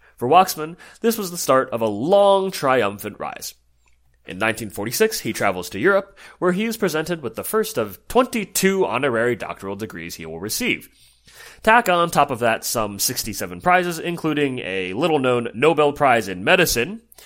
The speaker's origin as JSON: {"language": "English", "region": "New Jersey", "country": "United States", "said": "my home state of New Jersey"}